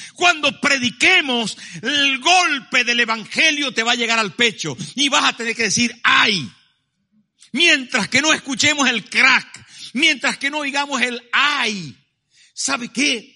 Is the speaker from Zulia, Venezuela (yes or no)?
yes; Maracaibo, Zulia, Venezuela; moved away; mi pueblo, en Maracaibo